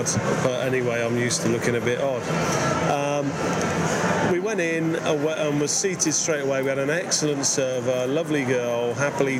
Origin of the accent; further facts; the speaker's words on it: England, United Kingdom; as an Englishman